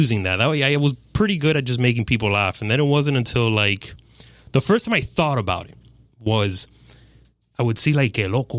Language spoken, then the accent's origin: English; Hialeah, Florida, United States; I was born here, yeah. Born and raised in Hialeah Hospital.